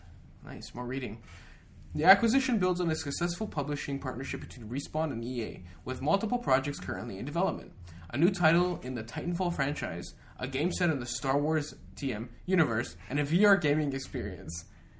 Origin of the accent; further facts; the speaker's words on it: Canada; We're Canadian, so A.